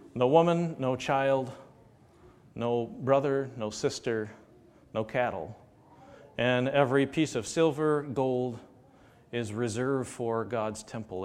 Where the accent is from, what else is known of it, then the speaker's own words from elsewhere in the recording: United States; American Christians